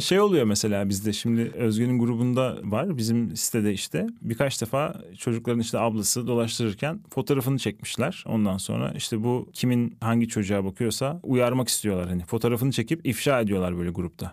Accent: Van, Turkey; Ben sonucunda e, Van'da büyüdüm. Ufak bir şehirde büyüdüm

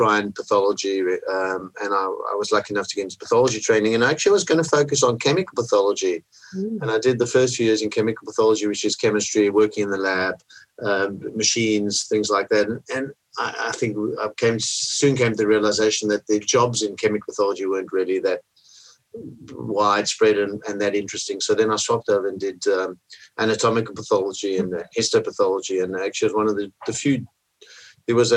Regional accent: Cape Town, Western Cape, South Africa; now in Australia; I grew up in Cape Town

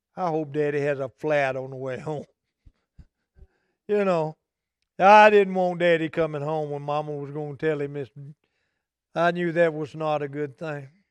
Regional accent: Omaha, Texas, United States; moved away as an adult; I was coming back to Omaha. And I struggled with it because it's my hometown

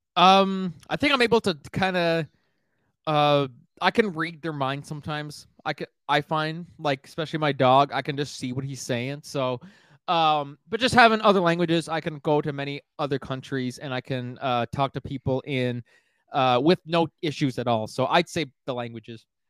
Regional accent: Miramichi, New Brunswick, Canada; my hometown of Miramichi, New Brunswick

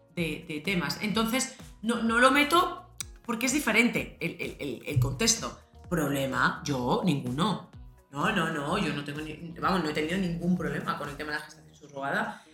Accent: Madrid, Community of Madrid, Spain; yo soy madrileña

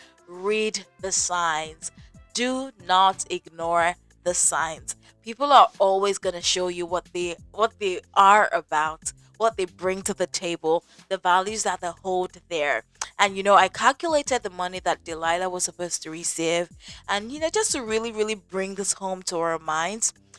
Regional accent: Nigeria; I'm from Nigeria

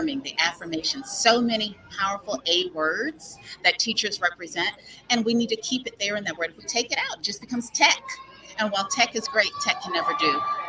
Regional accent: Mobile, Alabama, United States; I am a proud Mobilian. I am from Mobile, Alabama

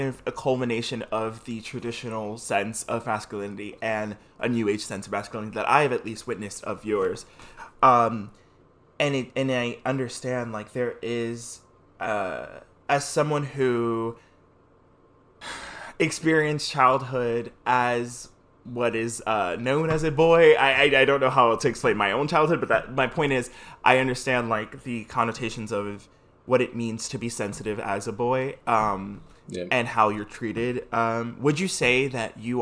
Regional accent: New York City, New York, United States; we both grew up in the Bronx

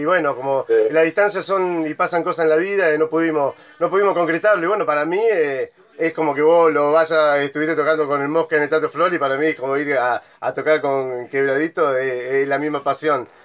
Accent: Bariloche, Río Negro, Argentina; also born or lived in northern Argentina; yo soy de Bariloche

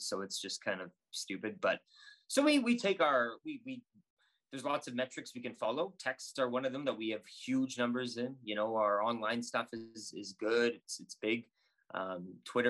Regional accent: Saskatoon, Saskatchewan, Canada; now in Edmonton, Canada; So I grew up in Saskatoon, and my dad, we'd listen to WHL games.

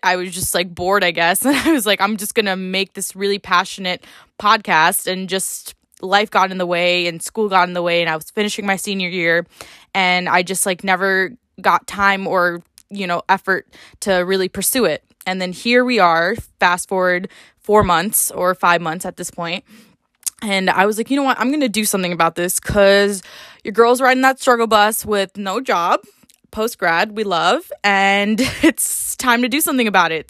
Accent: upstate New York, United States; moved away as an adult; also born or lived in New Jersey; I come from a small town in upstate New York

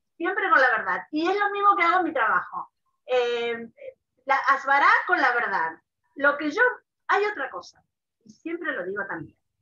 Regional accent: Mendoza, Argentina; moved away as an adult; also born or lived in Buenos Aires; now in Israel; yo, nací en Buenos Aires, a los ocho años fuimos a vivir a Mendoza

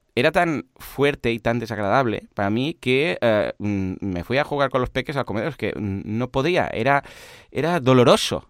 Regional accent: Catalonia, Spain; también en Cataluña lo celebramos y de hecho es festivo eh, en Cataluña

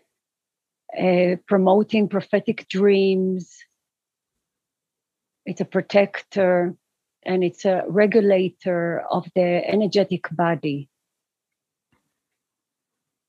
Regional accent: Israel; now in Peru; I'm based in Peru. I am born and raised in Israel

